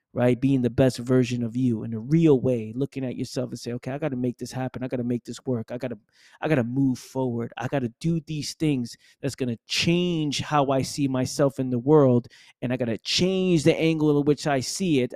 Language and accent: English; New York City, New York, United States; Born and raised in the Bronx, New York